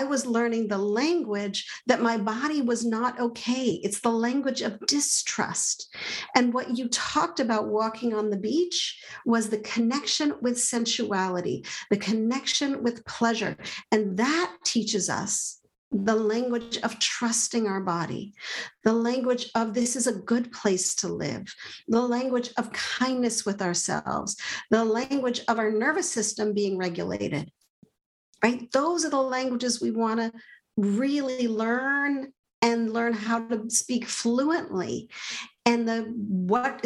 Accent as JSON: {"language": "English", "country": "Canada", "tie": "born or raised there", "said": "I grew up speaking French. I grew up in Canada"}